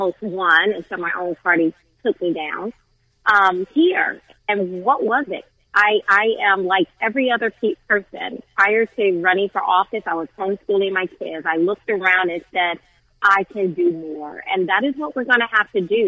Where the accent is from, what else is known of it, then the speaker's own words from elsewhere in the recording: Southern Alabama, United States; I grew up in Southern Alabama